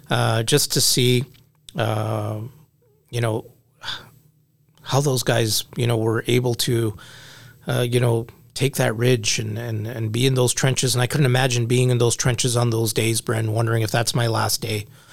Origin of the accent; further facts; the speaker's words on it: Canada; we're Canadian